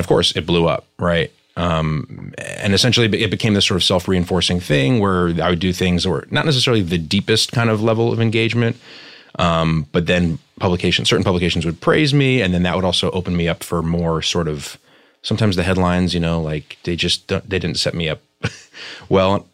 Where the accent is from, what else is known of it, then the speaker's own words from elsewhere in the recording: New York, United States; I grew up in New York, very sort of multicultural um, schools and environments